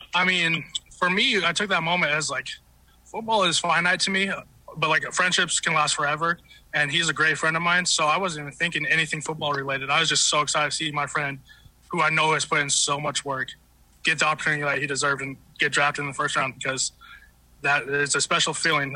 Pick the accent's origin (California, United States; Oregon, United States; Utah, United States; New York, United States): Utah, United States; now in Detroit, United States; I was born in Utah.